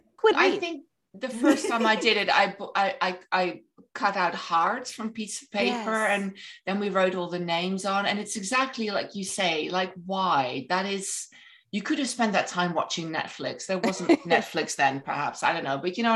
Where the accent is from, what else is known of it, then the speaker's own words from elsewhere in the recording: Netherlands; moved away as an adult; also born or lived in England; now in United States; I was in England before. I'm originally from Holland. When I first moved to the United States